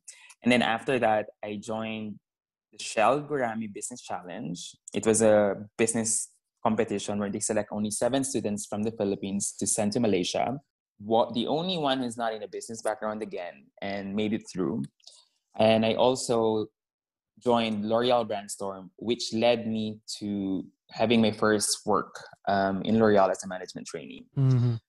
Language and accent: English; Stockholm, Stockholm County, Sweden; So, hi, I'm from Stockholm. So, it's winter here now.